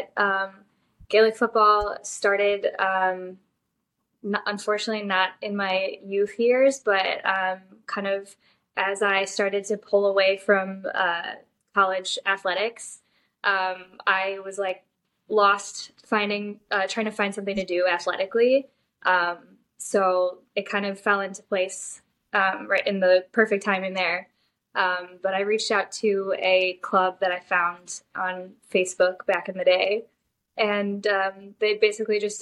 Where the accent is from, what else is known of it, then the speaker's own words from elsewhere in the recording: Chicago, Illinois, United States; I'm from Chicago